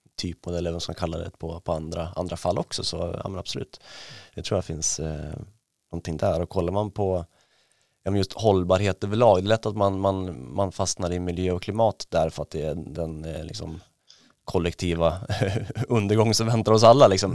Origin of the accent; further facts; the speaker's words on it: Ås, Jämtland, Sweden; jag är ju uppvuxen i, i Ås utanför Östersund